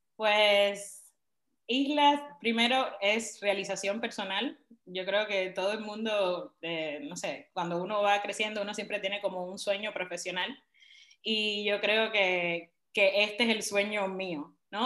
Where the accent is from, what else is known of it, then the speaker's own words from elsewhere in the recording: Cuba; moved away; nos pasa a todos los cubanos cuando salimos de Cuba